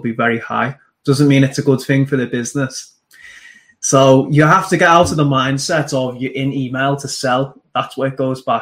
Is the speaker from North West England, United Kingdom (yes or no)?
yes; Liverpool, North West England, United Kingdom; also born or lived in Manchester; my mum took me back to Liverpool. So I grew up in Liverpool